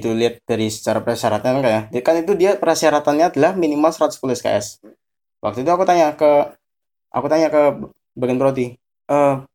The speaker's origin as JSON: {"language": "Indonesian", "town": "Cilacap", "region": "Central Java", "country": "Indonesia", "tie": "born or raised there", "also_born_or_lived": "Semarang", "said": "Ya, aku asli Cilacap, tapi kalau di Semarang itu aku numpang lahir."}